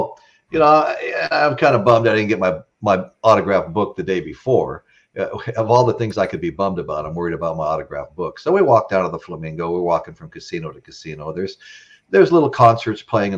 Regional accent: Las Vegas, Nevada, United States; growing up in Vegas area

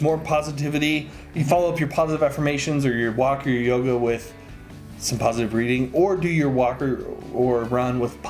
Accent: Las Vegas, Nevada, United States; as a kid growing up in Vegas, playing outside in the August heat.

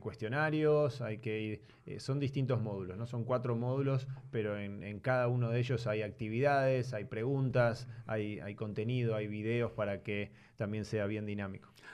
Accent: Buenos Aires, Argentina; Yo nací en Buenos Aires. Eh, mi padre es croata, mi madre es argentina. Mm. Y nací por el lado de, Palermo, Belgrano

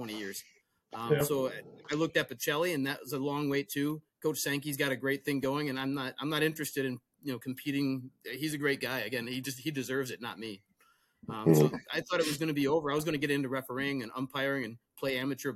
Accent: Whitewater, Wisconsin, United States; I grew up in Whitewater

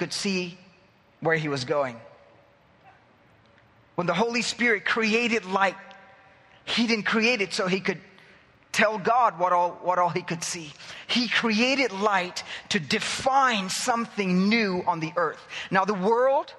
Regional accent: India; now in Cyprus; I'm from that culture. I'm from India

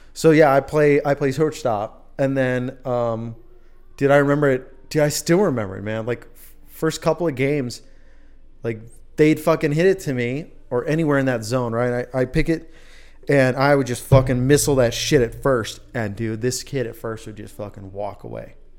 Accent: Wisconsin, United States; now in Idaho, United States; a guy from Wisconsin

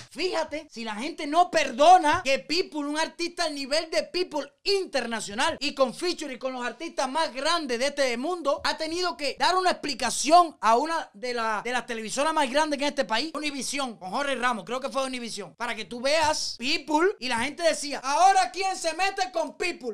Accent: Cuba; moved away

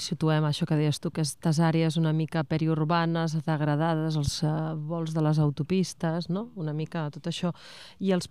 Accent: Vilalba dels Arcs, Catalonia, Spain; aquí a Vilalba dels Arts i acaba d'arribar el camió de la verdura, em sembla, perquè aquest, almenys al meu poble, és aquest el, el senyal

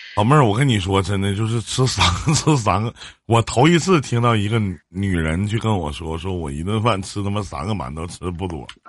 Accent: Northeast China, China; 我们东北这边

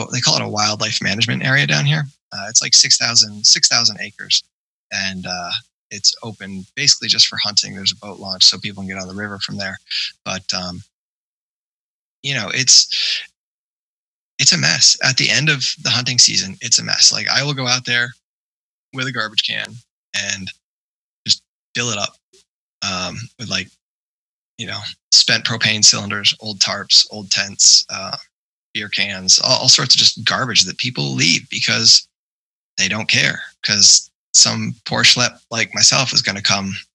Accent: New York, United States; growing up in New York

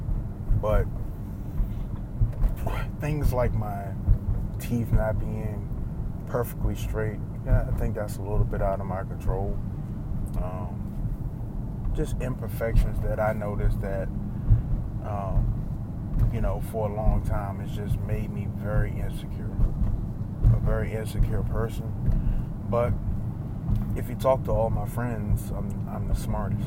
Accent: East Coast, United States; I grew up on the East Coast.

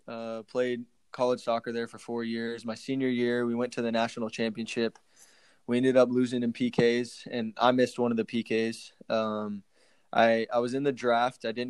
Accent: Frisco, Texas, United States; moved away as an adult; also born or lived in North Carolina / Sacramento, California; now in San Antonio, United States; I'm a Texas boy, born and raised in Frisco, Texas, played soccer growing up my whole life

